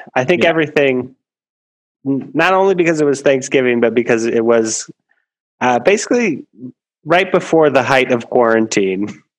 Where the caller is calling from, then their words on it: Glendale, California, United States; Living room in Glendale, what? California.